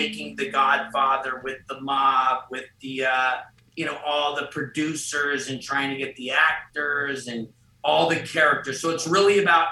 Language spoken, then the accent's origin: English; Los Angeles, California, United States; I got to grow up in L.A. on the streets and skateboarding, surfing, having fun